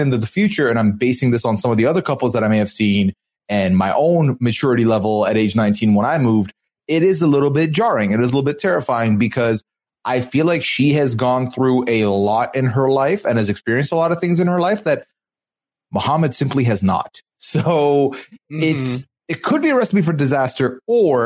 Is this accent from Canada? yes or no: no; Dubai, United Arab Emirates; I come from, you know, born and raised in Dubai